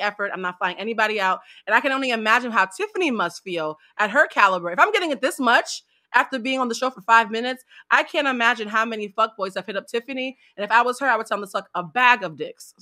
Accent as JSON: {"language": "English", "region": "East Coast", "country": "United States", "said": "I'm from the East Coast."}